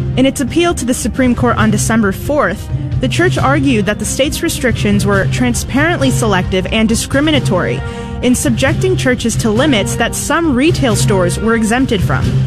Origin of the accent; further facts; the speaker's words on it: Chicago, Illinois, United States; I'm from Chicago, Illinois